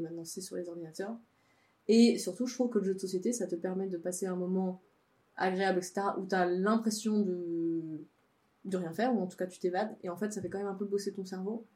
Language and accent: French; Savoie, Auvergne-Rhône-Alpes, France; moved away; de là où je viens, donc en Savoie de Savoie, dans ma famille